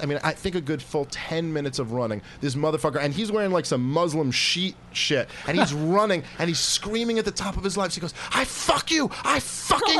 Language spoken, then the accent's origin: English; New York City, New York, United States; I grew up around there in Brooklyn